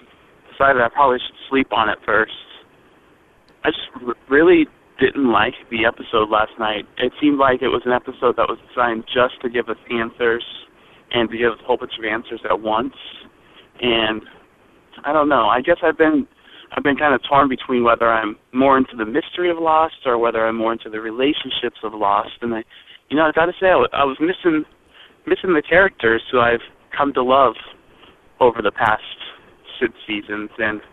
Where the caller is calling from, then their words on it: United States; I'm calling from Washington